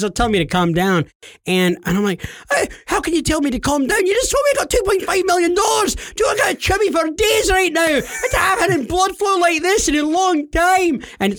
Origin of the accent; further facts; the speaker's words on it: New York, United States; and you neglected to tell him I'm actually from New York and yeah.